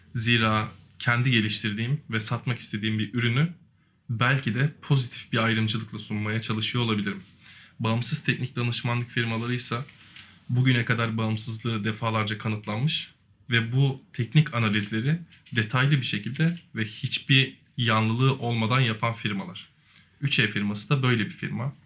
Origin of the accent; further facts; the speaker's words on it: Yalova, Turkey; 93 yılında Yalova'da dünyaya geldim